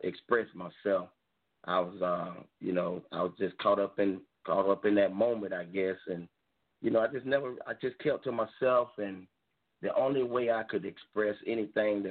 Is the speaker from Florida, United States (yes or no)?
yes; Campbellton, Florida, United States; now in Dothan, United States; I was born in a little small town called Camelton, Florida. We got two liquor stores, and everything else is dirt roads